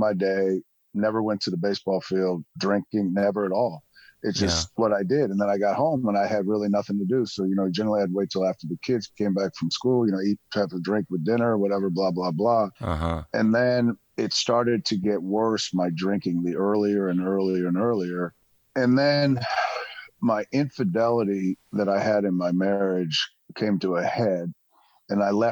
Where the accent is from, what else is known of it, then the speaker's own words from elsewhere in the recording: Connecticut, United States; also born or lived in Boston, Massachusetts; I was born in Boston, and then we moved to Connecticut when I was two. So I pretty much grew up in Connecticut my whole life.